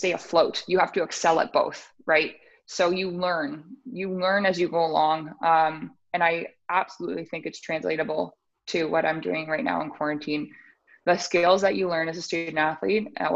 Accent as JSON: {"language": "English", "town": "Sudbury", "region": "Ontario", "country": "Canada", "also_born_or_lived": "Oakville", "moved": "yes", "said": "I'm from Sudbury, I was looking for a small school"}